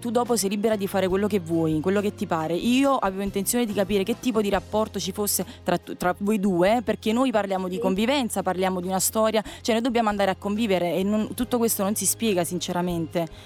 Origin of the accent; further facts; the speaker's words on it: Naples, Campania, Italy; now in Rome, Italy; Io sono napoletana, di origini napoletane, ma non è importante questo.